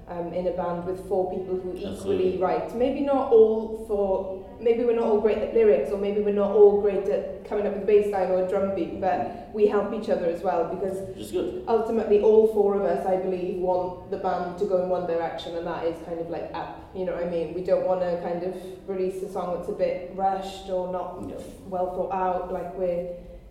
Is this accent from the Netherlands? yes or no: no; Wales, United Kingdom; I'm Welsh